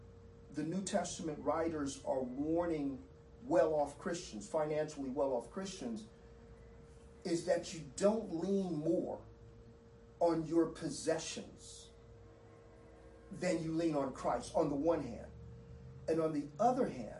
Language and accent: English; Southern California, United States; I grew up in Southern California, and the home of earthquakes